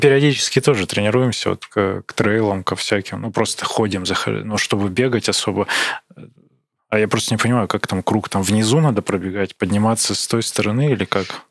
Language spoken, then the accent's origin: Russian; Barnaul, Altai Krai, Russia; Я из Барнаула